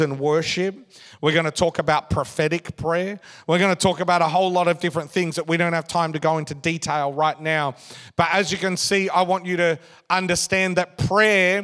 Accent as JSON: {"language": "English", "country": "Australia", "said": "I get this Australian passport quite simply because I'm an Australian citizen."}